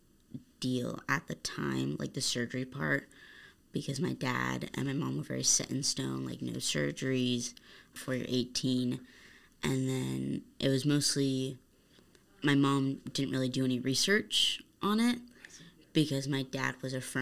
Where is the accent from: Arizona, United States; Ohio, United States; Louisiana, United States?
Arizona, United States; I was born here in Arizona